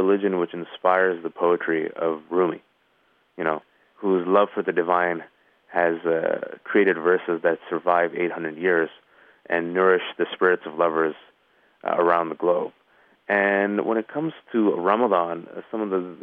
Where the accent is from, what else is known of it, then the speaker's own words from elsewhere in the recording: Bay Area, California, United States; I'm from the Bay Area, California